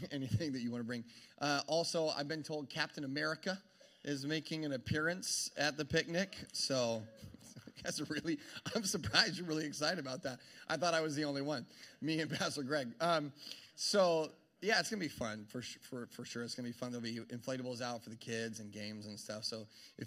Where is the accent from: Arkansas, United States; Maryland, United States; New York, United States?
Arkansas, United States; moved away; I'm from Arkansas.